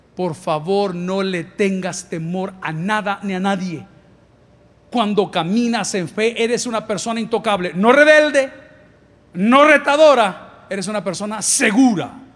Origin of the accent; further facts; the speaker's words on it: El Salvador; aquellos que somos del Salvador